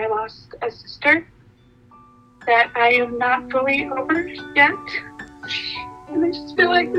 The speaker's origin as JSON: {"language": "English", "town": "Pinon", "region": "Arizona", "country": "United States", "also_born_or_lived": "Moab", "said": "I am from Pinon, Arizona, but I lived in Moab for like 8 years."}